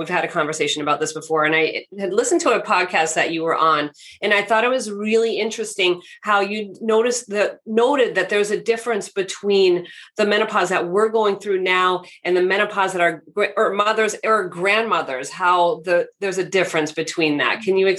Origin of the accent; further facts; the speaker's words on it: West Coast, United States; So, I grew up on the West Coast, so they would crop dust the crops with pesticides and chemicals.